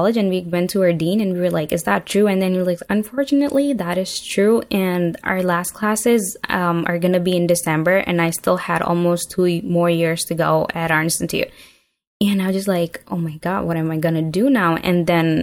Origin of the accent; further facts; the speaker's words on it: Pakistan; moved away as an adult; I grew up in Pakistan and then I moved here like almost 7 years ago now.